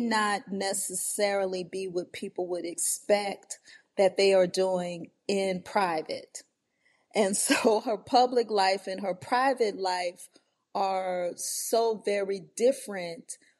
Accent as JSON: {"language": "English", "town": "New Orleans", "region": "Louisiana", "country": "United States", "tie": "born or raised there", "said": "my upbringing in the New Orleans area"}